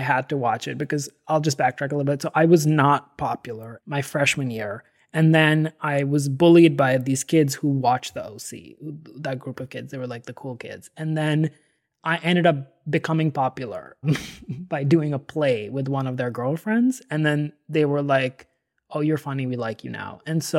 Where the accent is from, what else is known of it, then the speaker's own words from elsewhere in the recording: Delhi, India; So I grew up in Delhi, and at this high school was a very crazy school.